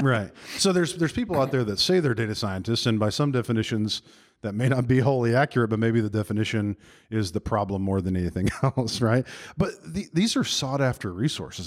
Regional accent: Birmingham, Alabama, United States; I am in my hometown of Birmingham, Alabama

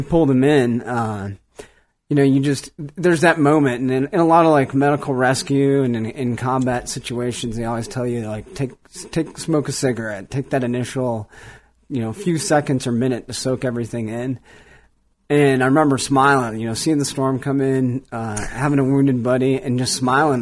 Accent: Cleveland, Ohio, United States; moved away; growing up in Cleveland, I never really cared about the outdoors at all

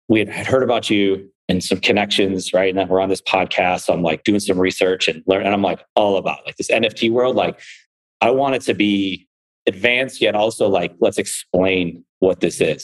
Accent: Buffalo, New York, United States; I'm from Buffalo

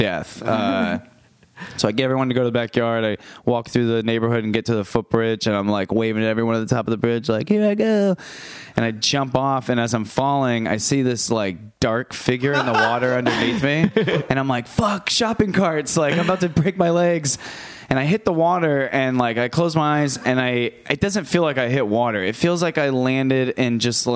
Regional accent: Tampa, Florida, United States; moved away as an adult; now in New York City, United States; I'm from Tampa, Florida

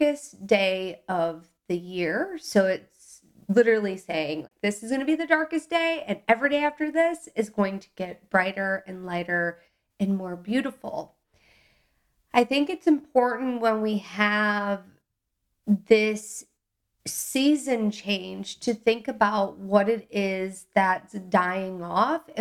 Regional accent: Milwaukee, Wisconsin, United States; I grew up in the Midwest in Milwaukee, Wisconsin

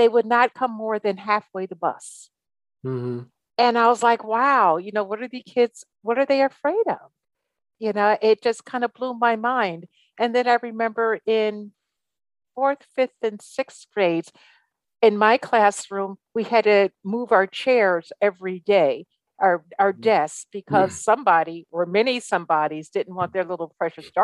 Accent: Guilderland, New York, United States; I grew up in Gilderland, New York

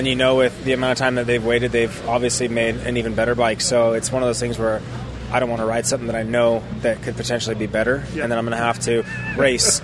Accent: California, United States; I grew up in California on concrete

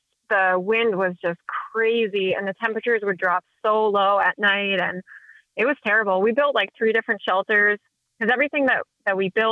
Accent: New Hampshire, United States; moved away as an adult; now in Vermont, United States; born and raised in New Hampshire, and I had never really been outside of New England

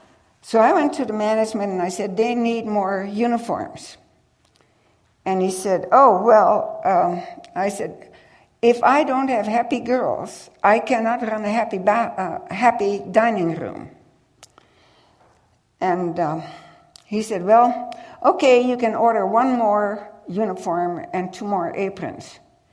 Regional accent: United States; And I told her, I can't understand him either, and I'm from the United States.

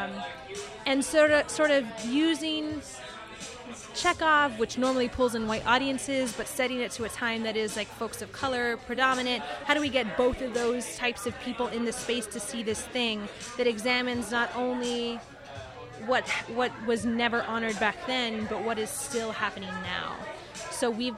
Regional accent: Texas, United States; now in New York, United States; Texas, actually, my hometown, where 13 o'clock is based

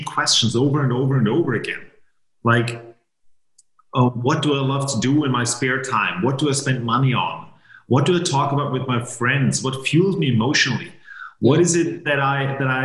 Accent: Vienna, Austria; English is a second language; also born or lived in Maine, United States; I was born and raised in Vienna, Austria

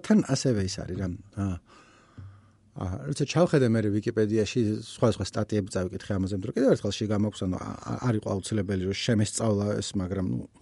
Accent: Georgia; ჩვენნაირებს, ანუ ქართველებს

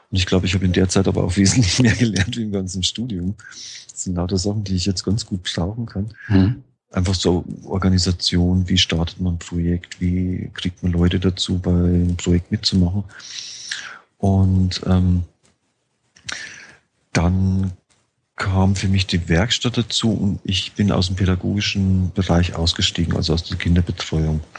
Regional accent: Bavaria, Germany; also born or lived in Frankfurt; ich hatte äh, immer schon ein Auto, ich bin auf dem Land aufgewachsen. In Niederbayern ist man ohne Auto nicht lebensfähig.

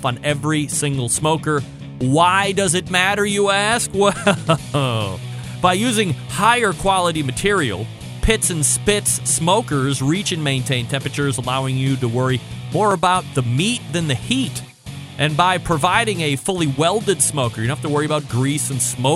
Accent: Cleveland, Ohio, United States; I'm from Cleveland

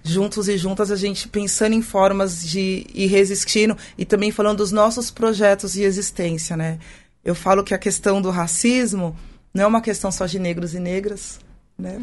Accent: São Paulo, Brazil; eu sou de São Paulo, né? Meus pais são de São Paulo

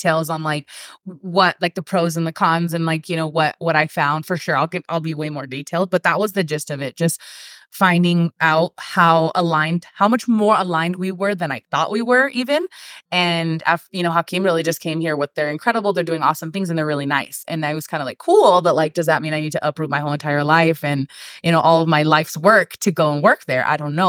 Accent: California, United States; now in Northern Nevada, United States; Like, we're from Southern California. And so if you know anything about people from Southern California, like, that's your whole personality. Like, when you grow up in a beach city like we did, that's who you are.

